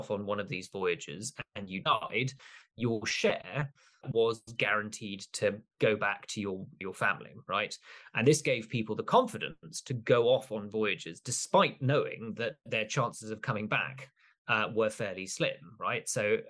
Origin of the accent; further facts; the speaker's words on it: Kenya; So part of this, I grew up in Kenya, part of my connection to these stories is the fact that obviously Camoens leaves one of the first records of European encounter with Eastern Africa and in the Indian Ocean.